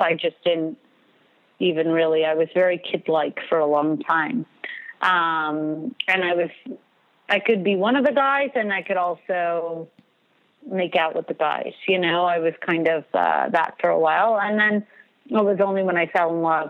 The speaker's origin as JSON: {"language": "English", "town": "New York City", "region": "New York", "country": "United States", "tie": "born or raised there", "moved": "yes", "lives_now": "Montreal, Canada", "said": "I was born in Crown Heights, Brooklyn, New York"}